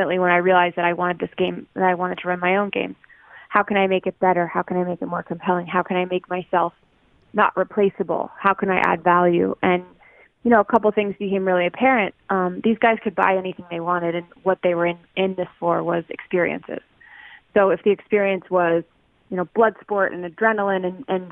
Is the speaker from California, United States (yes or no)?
no; Loveland, Colorado, United States; moved away; I was from Loveland, Colorado. I grew up across the street from a cornfield